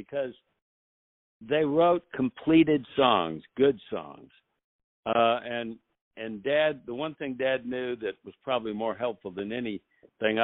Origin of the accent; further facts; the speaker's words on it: Nashville, Tennessee, United States; I grew up in Nashville